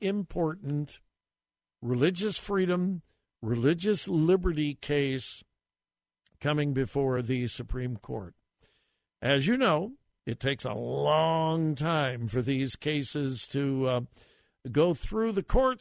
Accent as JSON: {"language": "English", "region": "California", "country": "United States", "tie": "born or raised there", "also_born_or_lived": "Greenville, South Carolina", "said": "I was quite proud of the fact that I was from California"}